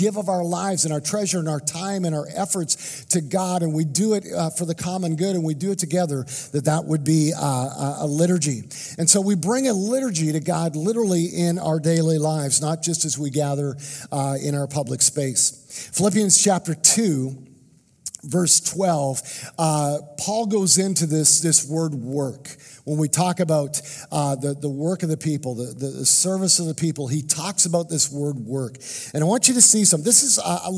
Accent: Canada; now in United States; I'm a Canadian, And I grew up in Canada. I was born in Canada

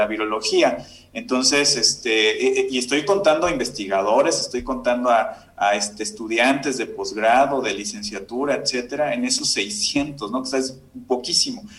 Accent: Córdoba, Veracruz, Mexico; yo soy de, de Córdoba, Veracruz

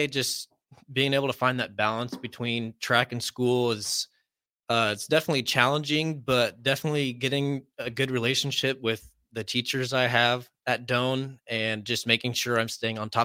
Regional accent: Wilber, Nebraska, United States; I am from Wilbur, Nebraska. It's about 35 or so minutes from here.

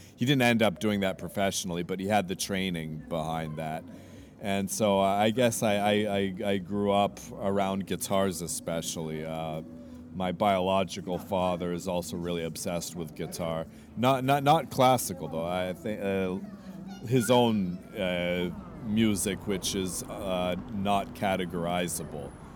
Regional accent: Vancouver, British Columbia, Canada; also born or lived in Montreal, Canada / United States / India; now in Crete, Greece; I'm from Canada. I was uh, born in Canada, born in Montreal, raised in Vancouver.

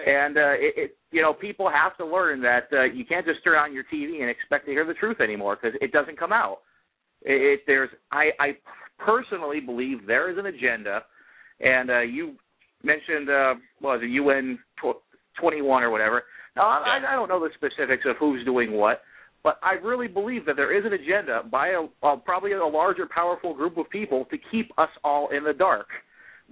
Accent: United States; as American

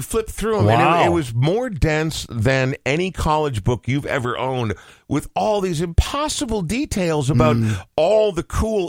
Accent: Coon Rapids, Minnesota, United States; growing up in Coon Rapids

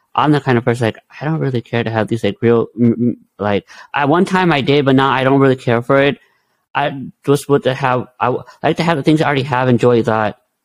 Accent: India; I'm Indian, so we believe in Hinduism

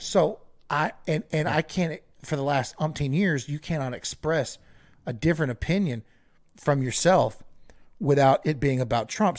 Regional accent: United States; I'm an American

